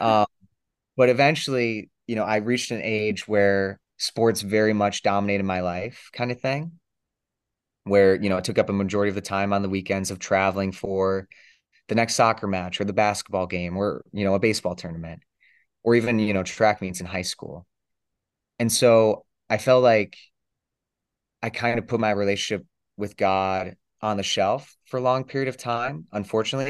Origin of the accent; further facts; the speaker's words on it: Michigan, United States; I'm from Fenn, Michigan